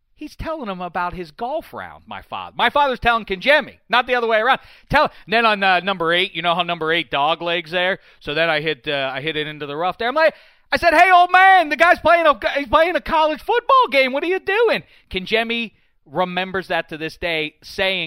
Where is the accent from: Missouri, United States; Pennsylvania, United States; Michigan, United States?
Pennsylvania, United States; Pittsburgh; I'm from Pittsburgh